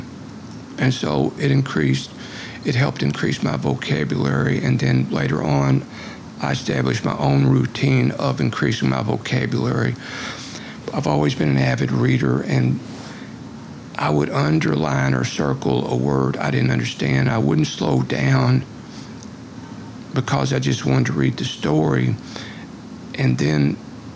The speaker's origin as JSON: {"language": "English", "region": "Kentucky", "country": "United States", "tie": "born or raised there", "said": "I was born on Thanksgiving Day, November 23rd, 1950, in the midst of the worst blizzard to ever hit Kentucky."}